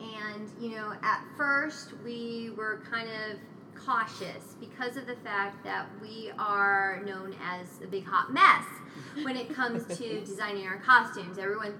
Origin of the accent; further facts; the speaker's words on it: Connecticut, United States; I'm not from Arizona, I'm from Connecticut